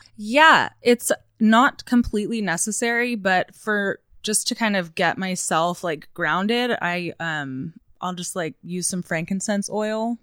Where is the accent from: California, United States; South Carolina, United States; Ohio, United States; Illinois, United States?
California, United States; Southern Orange County; also born or lived in Newport Beach; now in Los Angeles, United States; I grew up in Southern Orange County.